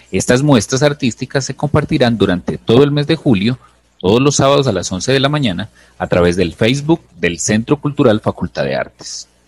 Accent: Colombia

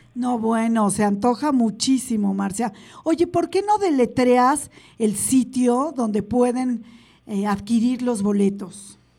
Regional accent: Mexico; como mexicanos

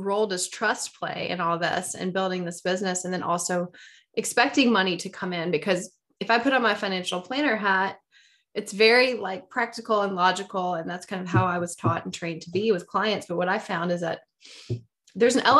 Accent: Deep South, United States; I'm from the Deep South

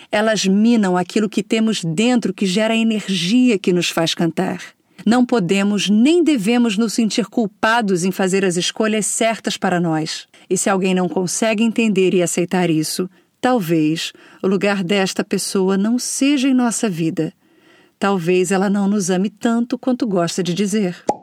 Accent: Rio de Janeiro, Brazil; e olha que eu sou carioca, tá?

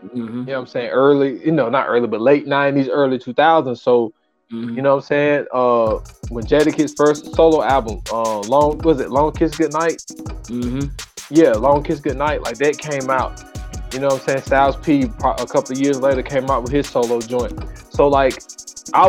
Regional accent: the South, United States; I'm from the South

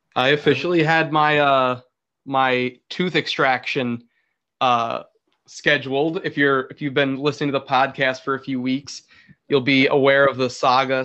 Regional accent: New York, United States; I'm from New York. I'm from New York

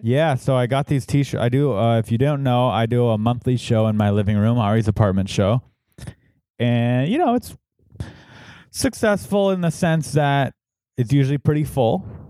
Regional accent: San Diego, California, United States; moved away; San Diego, my hometown.

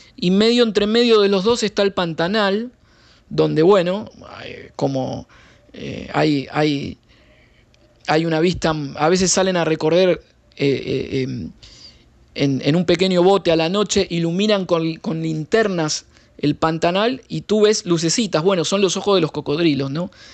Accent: Argentina; now in Brasília, Brazil; yo que soy argentino

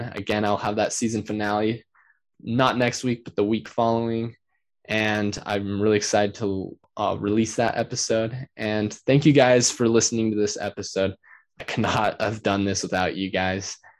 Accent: Utah, United States; also born or lived in Riverton, Utah; my home state, Utah

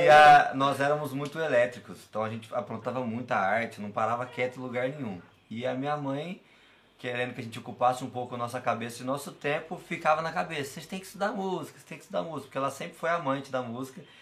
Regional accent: Cachoeira de Minas, Minas Gerais, Brazil; moved away as an adult; also born or lived in São Paulo; now in Córrego do Bom Jesus, Brazil; sou natural de Cachoeira de Minas, mas eu morei 10 anos em São Paulo estudando música e fazendo shows

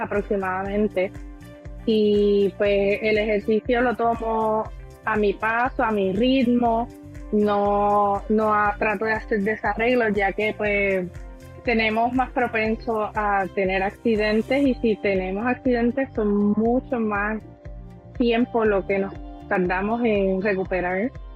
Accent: Aguadilla, Puerto Rico; soy del pueblo de Aguadilla

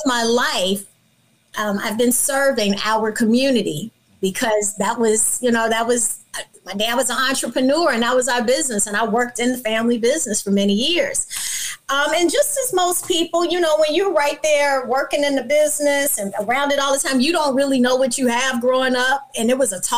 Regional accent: Chicago, Illinois, United States; now in Orlando, Florida, United States; I'm from Chicago, Illinois.

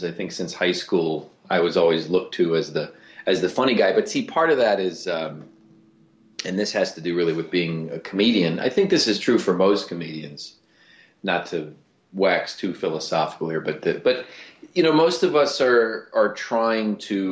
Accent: Cleveland, Ohio, United States; I'm from Cleveland

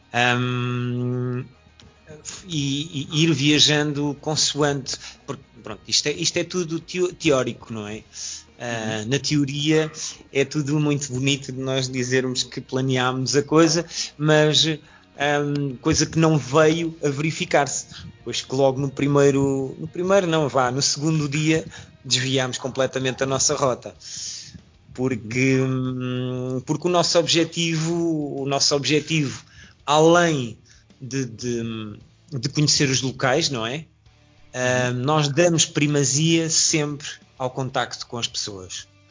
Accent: Portugal; moved away as an adult; also born or lived in France; nós somos portugueses, mas fomos para a França trabalhar

